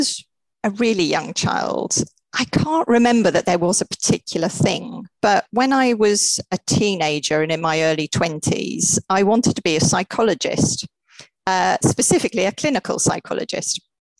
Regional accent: Wales, United Kingdom; and brought up in Wales. Did I tell you that?

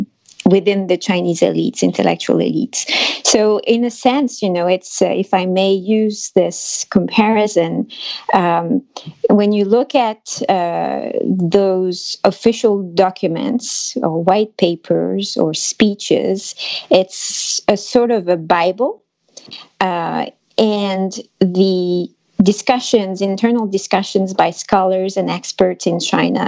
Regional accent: France; accent: French; English is a second language; my French accent

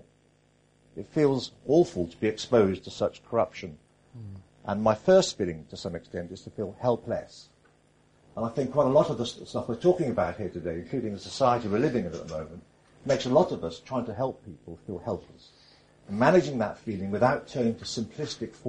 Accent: North Wales, United Kingdom; I grew up in North Wales

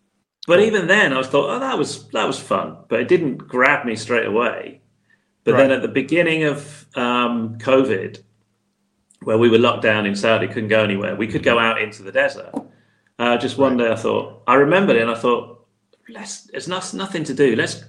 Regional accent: United Kingdom; moved away as an adult; I live abroad, because obviously I'm British

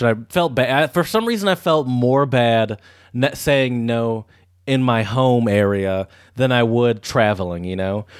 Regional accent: United States; as an American

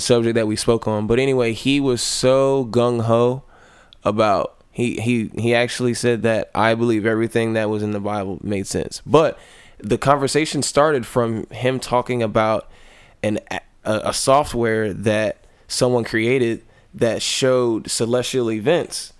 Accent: the South, United States; I come from the South, which is of generally a Baptist uh, grown

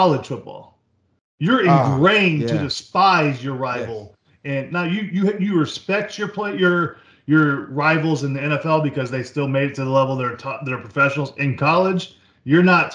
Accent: Jacksonville, Florida, United States; I grew up in Jacksonville

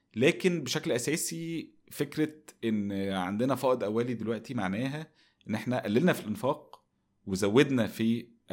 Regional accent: Egypt

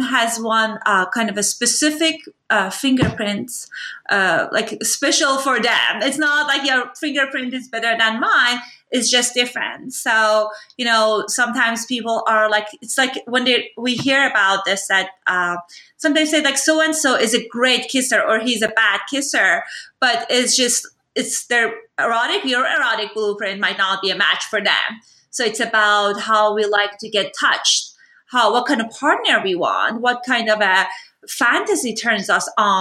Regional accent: Iran; moved away; I grew up in Iran

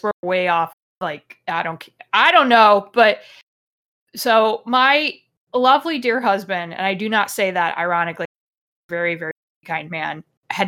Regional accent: United States; I'm American

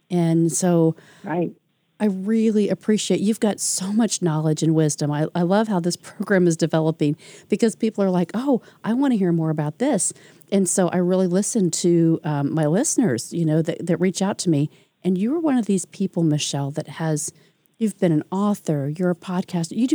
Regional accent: Detroit, Michigan, United States; I went from a big town city girl in Detroit to uh, a small town little suburb in Indiana.

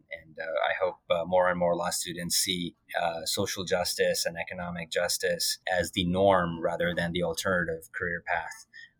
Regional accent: Alberta, Canada; also born or lived in India; now in Fredericton, Canada; And, you know, I'm from Alberta. I moved to Alberta from India. I moved from Alberta to Ontario, and I did not think I'd be living in Fredericton next.

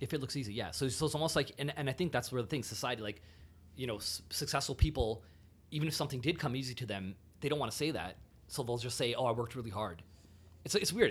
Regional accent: GTA suburbs, Ontario, Canada; I grew up uh, throughout like different GTA suburbs

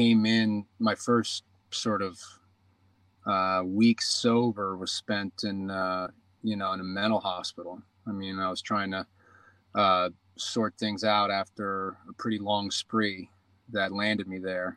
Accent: New York, United States; moved away as an adult; also born or lived in Los Angeles; I grew up in New York.

